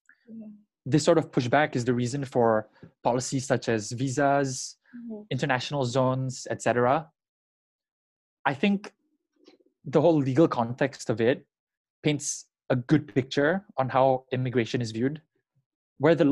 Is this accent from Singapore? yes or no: yes; Singapore; moved away as an adult; also born or lived in Indonesia / Birmingham, United Kingdom; I am Indonesian, but spent most of my life growing up in Singapore.